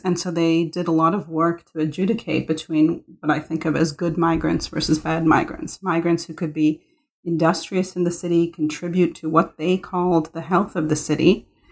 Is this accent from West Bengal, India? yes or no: no; Mumbai, Maharashtra, India; I was born in Bombay